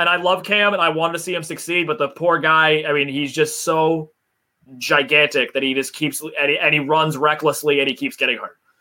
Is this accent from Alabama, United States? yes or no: no; Massachusetts, United States; we're from Massachusetts